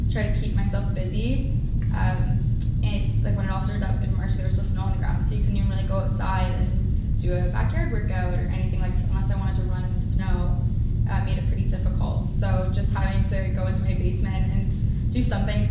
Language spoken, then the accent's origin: English; North Bay, Ontario, Canada; I'm from North Bay, and I just decided to stay in North Bay